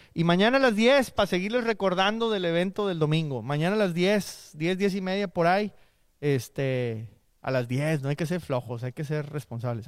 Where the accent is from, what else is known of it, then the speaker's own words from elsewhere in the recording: Monterrey, Nuevo León, Mexico; now in Houston, United States; Somos de Monterrey, el Cruceta y yo